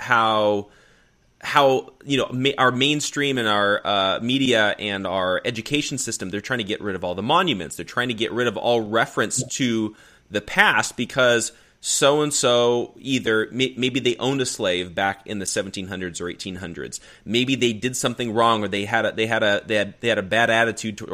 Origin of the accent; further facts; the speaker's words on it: Arizona, United States; now in California, United States; It's a totally different way of life living out here than when I grew up out in Arizona